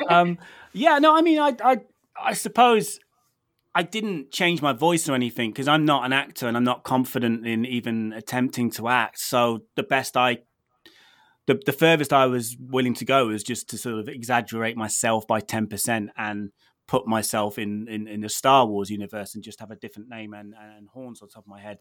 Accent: United Kingdom; I'm British

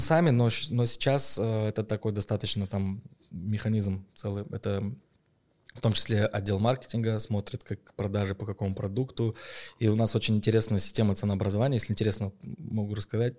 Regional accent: Petropavl, North Kazakhstan Region, Kazakhstan; в моем родном городе Петропавловске франшиза была куплена

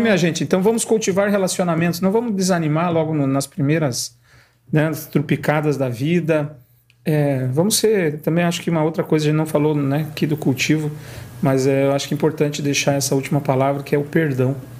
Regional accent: Guarapuava, Paraná, Brazil; eu sou de Guarapuava

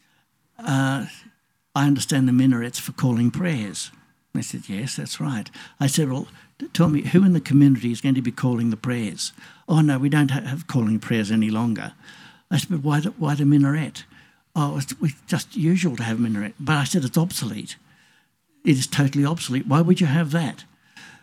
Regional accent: Australia; Being an Australian

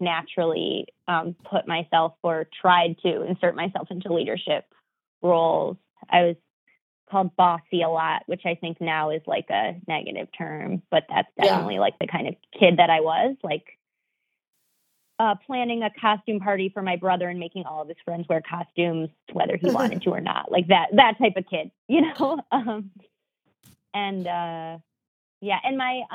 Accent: Huntington Woods, Michigan, United States; moved away as an adult; now in New York, United States; I grew up in like a very magical, like very Pleasantville-esque type place. My town is called Huntington Woods

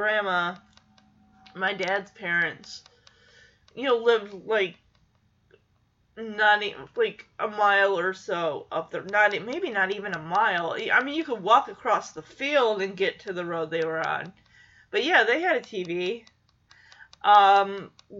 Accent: Lowell, Michigan, United States; the small town of Lowell that I grew up in Michigan

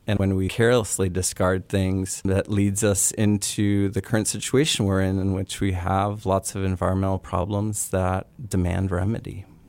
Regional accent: United States; an American raised in suburbia, stuck between seas of corn

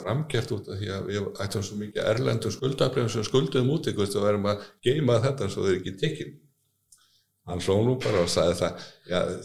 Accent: Reykjavík, Capital Region, Iceland; Ég er alveg upp í Reykjavík fættur upp alveg Reykjavík og var þar til týtugs

